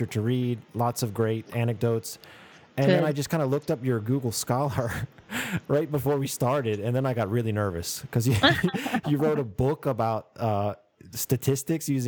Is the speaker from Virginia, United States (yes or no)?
yes; Virginia, United States; I'm from Virginia